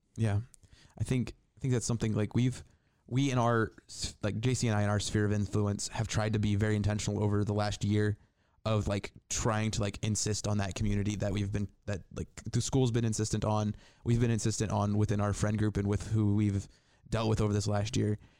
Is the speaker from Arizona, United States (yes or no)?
no; Indiana, United States; now in Northwest Ohio, United States; I'm, I'm from, I grew up in Indiana.